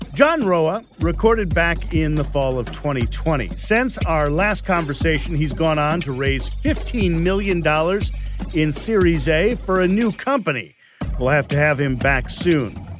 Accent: Chicago, Illinois, United States; I'm from Chicago.

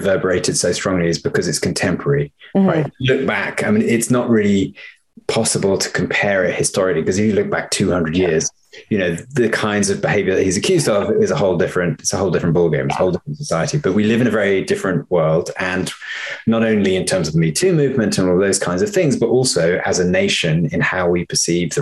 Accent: United Kingdom; now in United States; as a British filmmaker living in the US and working here

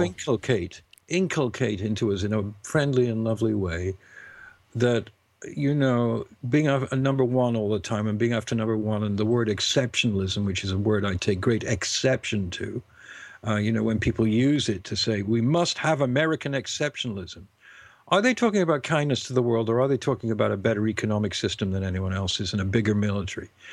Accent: United Kingdom; being British

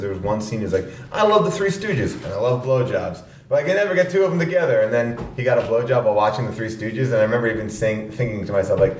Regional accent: Long Island, New York, United States; I grew up in New York on Long Island, and then I moved into the city

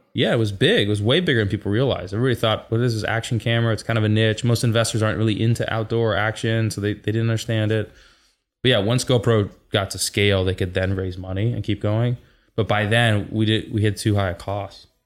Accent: Seattle, Washington, United States; born and raised in Seattle.

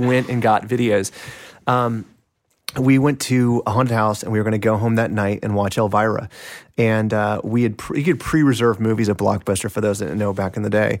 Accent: Kansas City, Kansas, United States; Kansas City, uh, in Kansas, on the Kansas side of Kansas City

